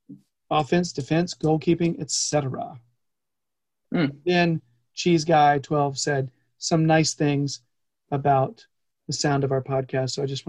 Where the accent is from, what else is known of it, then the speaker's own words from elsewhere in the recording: United States; because we're American.